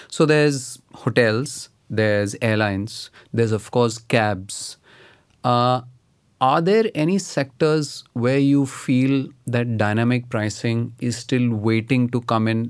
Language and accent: English; Delhi, India; I grew up in Delhi